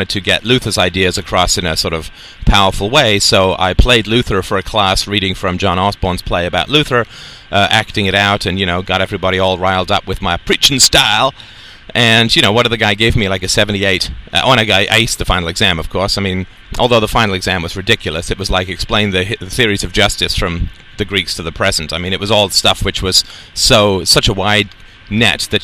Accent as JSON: {"language": "English", "country": "United Kingdom", "tie": "born or raised there", "said": "growing up in the British culture"}